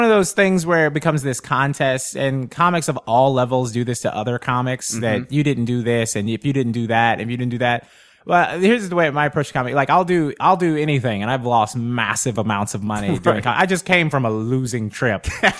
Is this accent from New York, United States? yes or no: yes; New York, United States; anytime I go somewhere like that and go, I'm from New York, they're like, well, come headline this stadium.